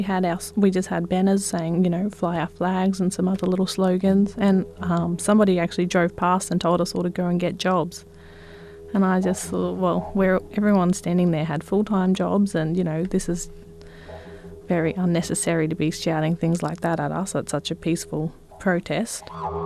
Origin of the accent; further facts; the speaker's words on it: Gin Gin, Queensland, Australia; now in Bundaberg, Australia; I'm 26 years old. I'm a Waka Waka girl I live in Bundaberg currently. I grew up in Gingin, which is a small town near Bundaberg.